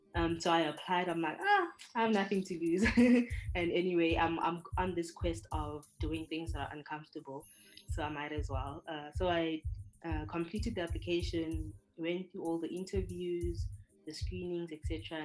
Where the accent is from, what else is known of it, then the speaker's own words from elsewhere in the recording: South Africa; moved away as an adult; now in Hungary; I'm from South Africa